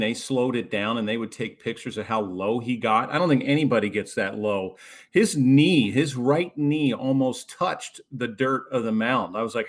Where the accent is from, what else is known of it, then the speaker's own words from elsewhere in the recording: Baltimore, Maryland, United States; I grew up in Baltimore